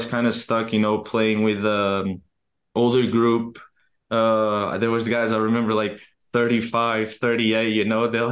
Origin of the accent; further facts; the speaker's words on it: Portugal; English is a second language; moved away as an adult; also born or lived in Akron, Ohio; now in United States; growing up in Portugal